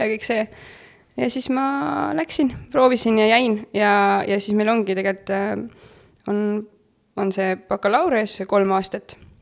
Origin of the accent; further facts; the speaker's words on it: Pärnu, Pärnu County, Estonia; ma olen Pärnust pärit